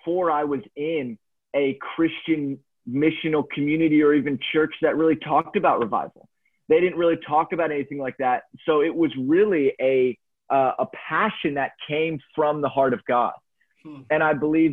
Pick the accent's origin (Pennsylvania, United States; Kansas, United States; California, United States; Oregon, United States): Pennsylvania, United States; Lancaster; I grew up in Pennsylvania, in Lancaster, a highly religious area